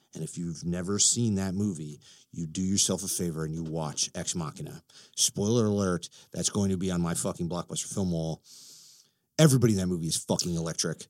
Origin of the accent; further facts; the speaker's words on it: Illinois, United States; I'm from Illinois